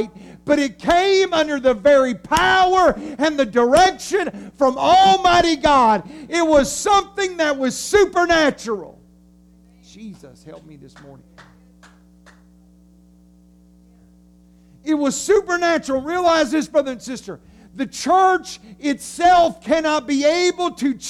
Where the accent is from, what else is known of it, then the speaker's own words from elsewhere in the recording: United States; we are just Americans